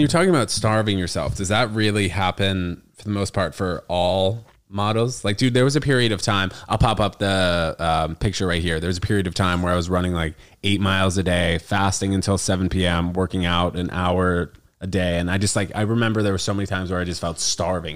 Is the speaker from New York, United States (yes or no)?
yes; New York, United States; also born or lived in New Jersey / Connecticut; I moved to New York when I was six weeks old